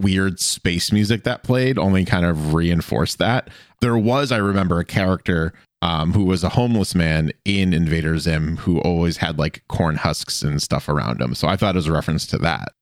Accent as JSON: {"language": "English", "town": "Boston", "region": "Massachusetts", "country": "United States", "tie": "born or raised there", "said": "I grew up around or near Boston."}